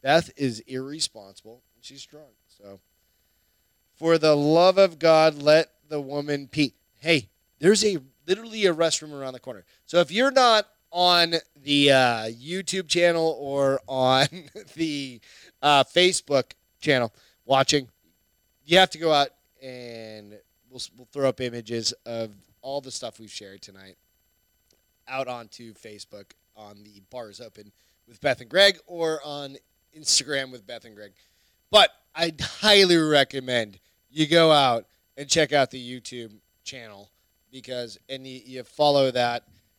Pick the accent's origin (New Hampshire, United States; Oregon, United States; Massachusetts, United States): New Hampshire, United States; accent: New Hampshire; I'm from New Hampshire. It's taken me 25 years to get rid of my goddamn New Hampshire.